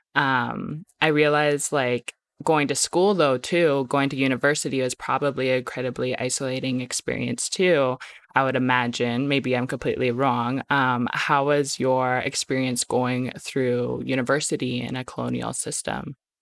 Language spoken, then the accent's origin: English; Medicine Hat, Alberta, Canada; I grew up in Medicine Hat, like, I'm from Muscatine, but I grew up in Medicine Hat